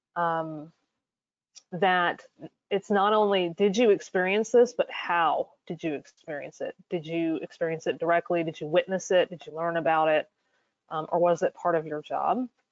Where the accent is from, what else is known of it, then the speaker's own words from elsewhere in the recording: North Carolina, United States; my home state, which is North Carolina.